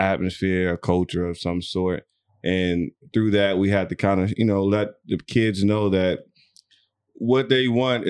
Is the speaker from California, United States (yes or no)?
no; Alexandria, Virginia, United States; now in Dubai, United Arab Emirates; I'm from Alexandria, Virginia.